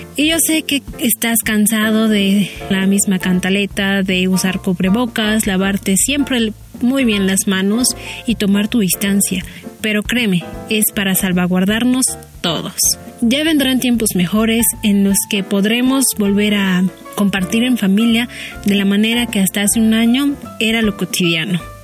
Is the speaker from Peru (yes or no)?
no; Mexico City, Mexico; yo crecí en la Ciudad de México